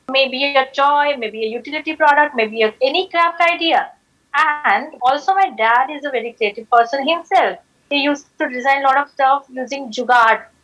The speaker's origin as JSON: {"language": "English", "town": "Nagpur", "region": "Maharashtra", "country": "India", "tie": "born or raised there", "also_born_or_lived": "Ahmedabad", "said": "I started a company called as Dream Decoration in my hometown, Nagpur."}